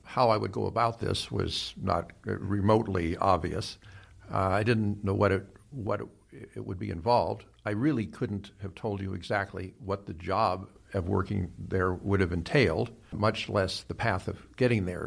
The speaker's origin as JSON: {"language": "English", "town": "Los Angeles", "region": "California", "country": "United States", "tie": "born or raised there", "also_born_or_lived": "Cleveland, Ohio", "said": "I really think of myself as having grown up here in Los Angeles as a practical matter"}